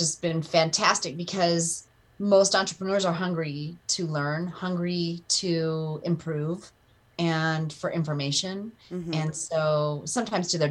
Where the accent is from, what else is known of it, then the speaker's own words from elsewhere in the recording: Breckenridge, Colorado, United States; I grew up in Breckenridge, Colorado, and always been a Colorado girl